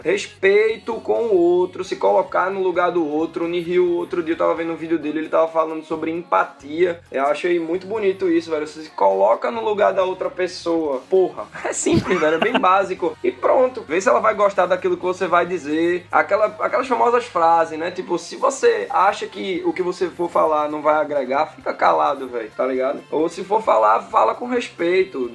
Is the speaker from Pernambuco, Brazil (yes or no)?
yes; Recife, Pernambuco, Brazil; accent: nordestino; eu nasci em Recife mesmo